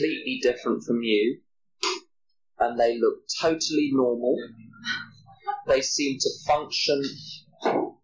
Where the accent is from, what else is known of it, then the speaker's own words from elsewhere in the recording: England, United Kingdom; I'm from England